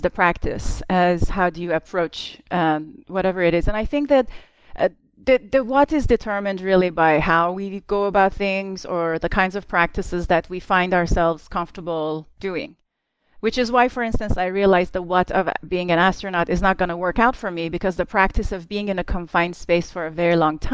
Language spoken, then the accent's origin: English; Tehran, Tehran Province, Iran; as a young child in growing up in Tehran while there was a war for the first sort of 7 years of my life